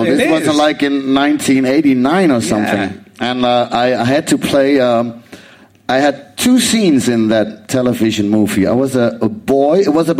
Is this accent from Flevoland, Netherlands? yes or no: no; Amsterdam, North Holland, Netherlands; I'm from Amsterdam